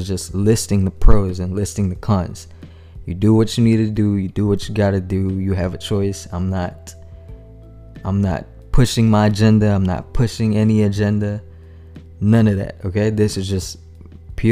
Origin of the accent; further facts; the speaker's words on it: Manila, Metro Manila, Philippines; moved away as an adult; also born or lived in San Antonio, Texas / Austin, Texas; now in Houston, United States; Manila, Philippines, man. Shout out to y'all. Born and raised there, attended high school, graduated, and then I moved to U.S., to the States.